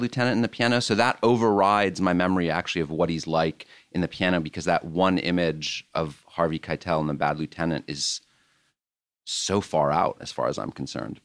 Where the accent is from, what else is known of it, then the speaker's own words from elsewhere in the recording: France; moved away; I grew up in France